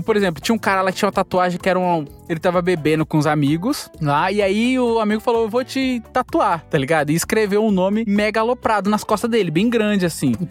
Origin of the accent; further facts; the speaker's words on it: Bahia, Brazil; now in São Paulo, Brazil; eu sou da Bahia